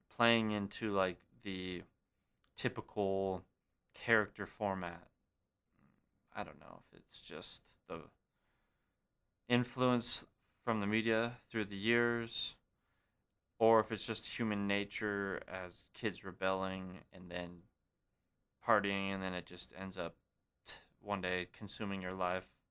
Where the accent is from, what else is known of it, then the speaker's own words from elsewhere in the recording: Great Falls, Montana, United States; Great Falls, Montana, my hometown.